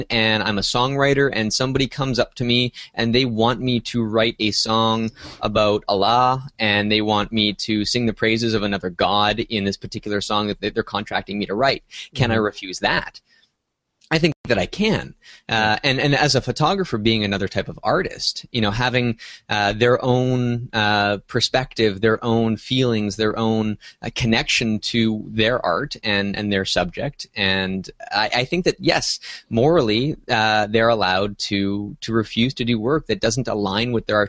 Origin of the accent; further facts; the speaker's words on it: Canada; Well, as a Canadian, I think the laws are a little bit different.